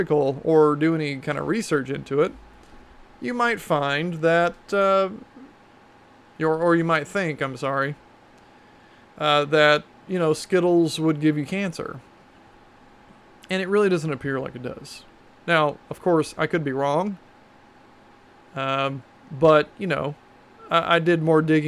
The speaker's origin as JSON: {"language": "English", "region": "Texas", "country": "United States", "said": "I'm also from Texas, and I grew up shooting guns, and I've been around guns my whole life"}